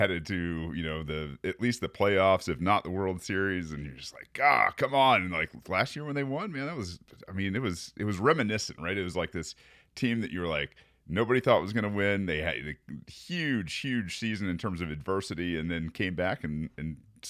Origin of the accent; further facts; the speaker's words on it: Michigan, United States; And man, I'm from Michigan, from, I don't know, man.